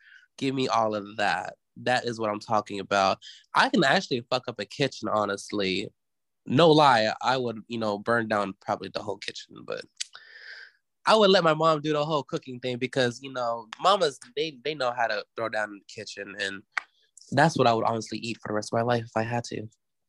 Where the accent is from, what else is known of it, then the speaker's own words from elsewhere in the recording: the South, United States; you know, I'm from the South, baby.